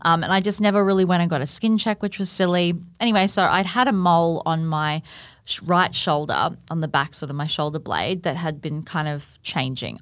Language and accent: English; Gold Coast, Queensland, Australia; born and bred on the Gold Coast